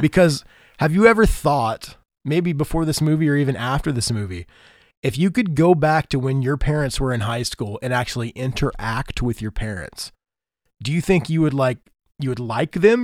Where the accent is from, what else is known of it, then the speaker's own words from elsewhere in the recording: Indiana, United States; I'm from Indiana